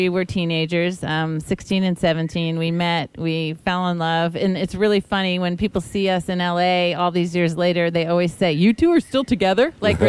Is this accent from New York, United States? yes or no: yes; Long Island, New York, United States; also born or lived in Los Angeles; now in Newport Beach, United States; I'm actually from Long Island. I used to talk like this.